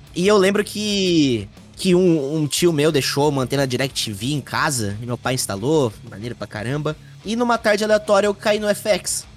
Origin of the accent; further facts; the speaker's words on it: Mogi das Cruzes, São Paulo, Brazil; moved away as an adult; now in São Paulo, Brazil; eu nasci em Mogi das Cruzes, São Paulo grande São Paulo. Uh, mudei para São Paulo, capital, em 2014.